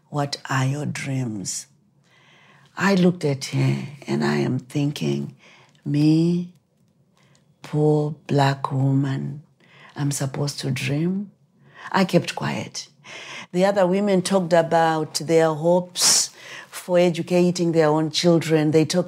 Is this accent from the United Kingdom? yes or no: no; Zimbabwe; moved away as an adult; I was born in Rhodesia before the country became Zimbabwe. And I was born during the war